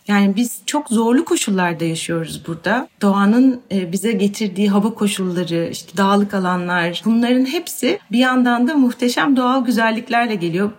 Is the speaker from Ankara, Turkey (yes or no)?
no; Bursa, Turkey; Ben Bursa'da büyüdüm ve tek çocuğum